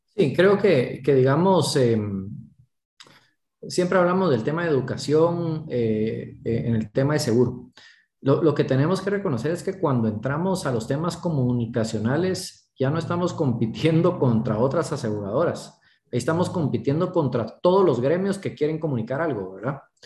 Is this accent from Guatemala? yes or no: yes; Guatemala; nosotros tenemos el reto como guatemaltecos